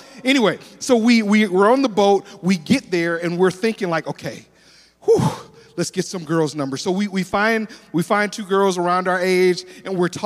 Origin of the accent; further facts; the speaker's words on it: Detroit, Michigan, United States; now in Tulsa, United States; I'm originally from Detroit, Michigan